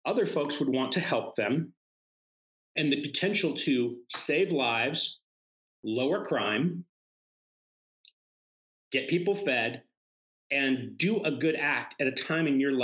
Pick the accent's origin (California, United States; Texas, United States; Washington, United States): Washington, United States; Seattle; I'm from Seattle